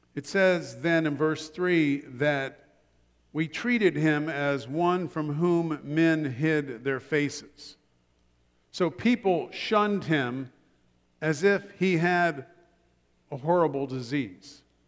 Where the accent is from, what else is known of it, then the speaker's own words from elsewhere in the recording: Columbus, Ohio, United States; moved away; back in Columbus, Ohio, which is my hometown